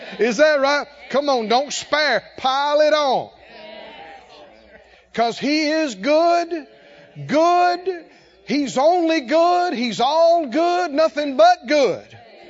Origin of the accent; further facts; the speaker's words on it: the South, United States; I know we grew up in the South. And we grew our own vegetables and lived on the farm.